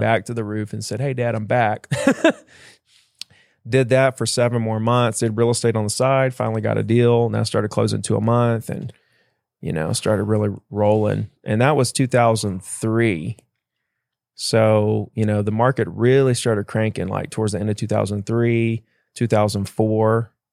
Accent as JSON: {"language": "English", "town": "Gulf Shores", "region": "Alabama", "country": "United States", "tie": "born or raised there", "said": "I grew up in Gulf Shores, Alabama"}